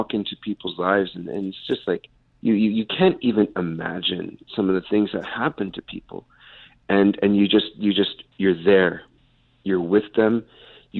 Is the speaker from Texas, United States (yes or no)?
yes; South Texas, United States; now in New York City, United States; I'm originally from South Texas.